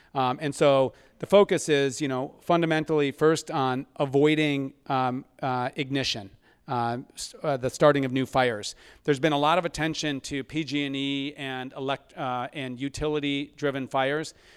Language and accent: English; Ann Arbor, Michigan, United States; now in California, United States; I grew up in Ann Arbor, Michigan